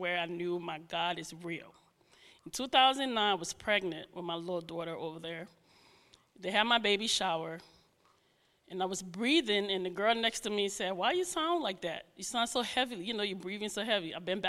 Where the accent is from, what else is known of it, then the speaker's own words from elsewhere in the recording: New York, United States; also born or lived in Rhode Island / New Jersey; now in New Hope, United States; Yeah, and now I grew up in New York. I lived in a little bit in Rhode Island, New Jersey, and then here. And now I live in New Hope.